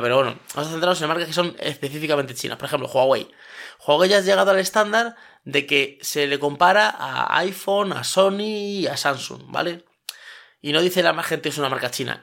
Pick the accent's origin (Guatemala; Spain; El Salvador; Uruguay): Spain